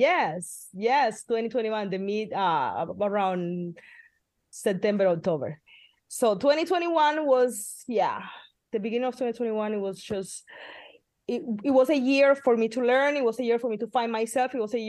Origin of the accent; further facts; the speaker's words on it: Midwest, United States; now in California, United States; And we came from the Midwest to like buckets of rain here in California